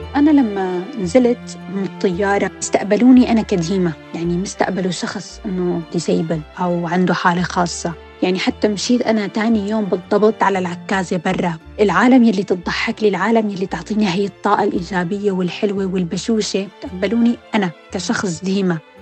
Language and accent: Arabic; Syria; also born or lived in Lebanon; now in United Kingdom; كانوا بعض المدارس مثلا يرفضونا بحكم إنه نحن سوريين